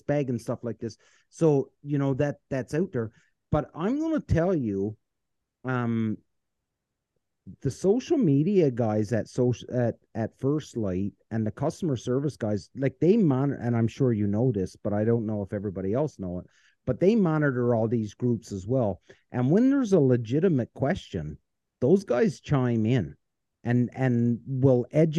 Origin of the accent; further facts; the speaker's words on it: Canada; as a Canadian